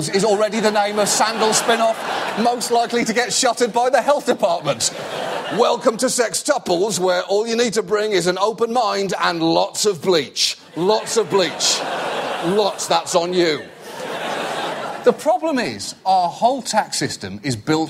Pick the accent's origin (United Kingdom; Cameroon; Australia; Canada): United Kingdom; I'm British